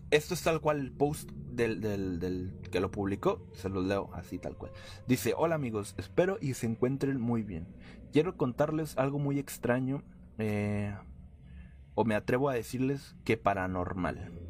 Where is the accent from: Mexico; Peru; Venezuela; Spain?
Mexico; Mexico City; ya que nosotros somos de la Ciudad de México y estábamos turisteando por el centro